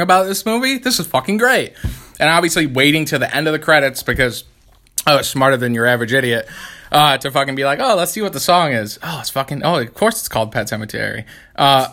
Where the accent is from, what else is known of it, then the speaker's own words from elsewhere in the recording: Canastota, New York, United States; obviously we grew up in Canastota. It's like Canastota Chittenango area, so it's like 25 minutes outside of the city.